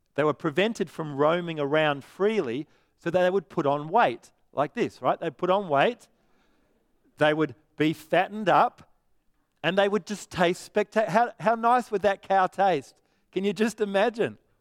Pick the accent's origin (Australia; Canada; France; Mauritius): Australia; Perth, Western Australia; I'm from Perth.